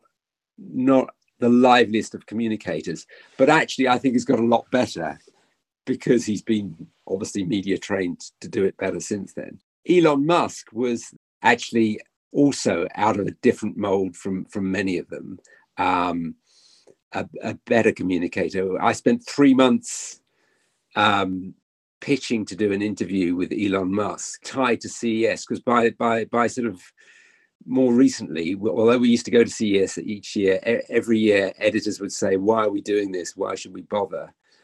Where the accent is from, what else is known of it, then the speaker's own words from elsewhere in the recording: United Kingdom; as a British journalist